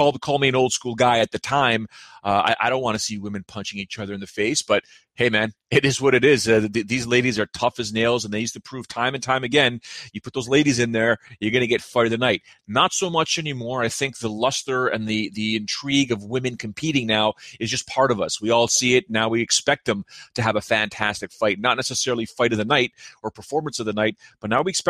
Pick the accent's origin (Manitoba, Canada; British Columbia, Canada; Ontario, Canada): Ontario, Canada; near Buffalo; Buffalo is fairly close to my hometown. It's maybe about an hour and a half, 2 hours maximum of a drive.